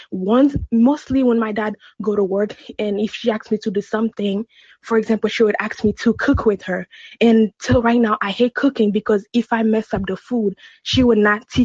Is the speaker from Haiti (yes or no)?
yes; Haiti; So I'm originally from Haiti.